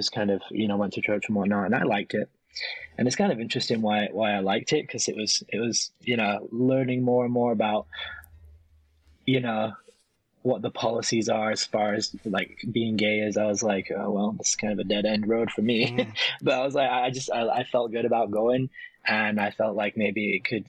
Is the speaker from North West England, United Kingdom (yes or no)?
no; York, Yorkshire and the Humber, United Kingdom; moved away as an adult; now in Las Vegas, United States; I'm from York, England. It's a town in the north of England, in the countryside.